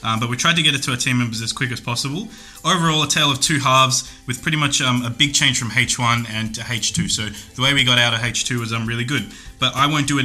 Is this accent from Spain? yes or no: no; Perth, Western Australia, Australia; born or raised there; moved away